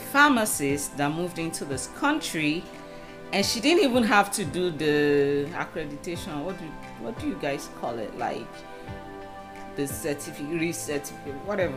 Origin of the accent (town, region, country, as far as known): Nigeria